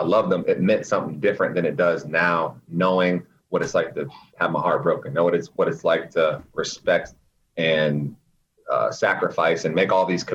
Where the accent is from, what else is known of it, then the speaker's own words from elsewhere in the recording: Raleigh, North Carolina, United States; moved away as an adult; now in New York City, United States; Born and raised in Raleigh